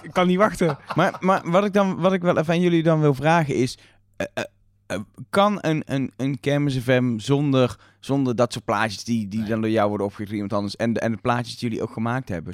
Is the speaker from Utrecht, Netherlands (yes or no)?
no; 's-Hertogenbosch, North Brabant, Netherlands; Ik kom uit Oeteldonk